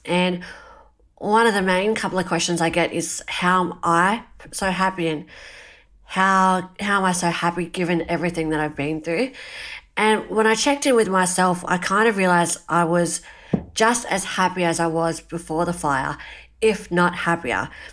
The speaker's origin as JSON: {"language": "English", "country": "Australia", "tie": "born or raised there", "said": "growing up in Australia and living in this really awesome country of ours"}